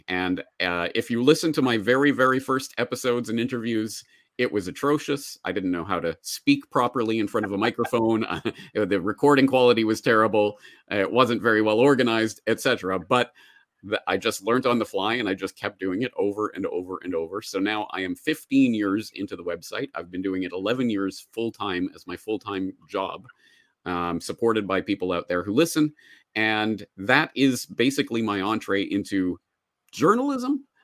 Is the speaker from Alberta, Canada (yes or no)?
yes; Calgary, Alberta, Canada; moved away as an adult; also born or lived in Dublin, Ireland; now in Japan; I am a Canadian. I was born and raised in Calgary, Alberta, Canada, and I spent m, my entire childhood there, grew up there